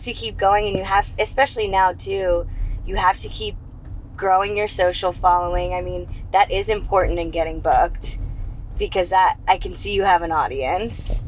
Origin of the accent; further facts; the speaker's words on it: Charlotte, North Carolina, United States; find the club in my hometown